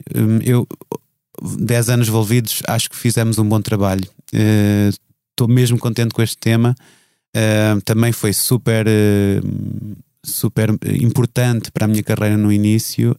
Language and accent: Portuguese; Viseu, Centro, Portugal; Em Viseu, a crescer em Viseu, não tinha pessoas que fizessem disso uma carreira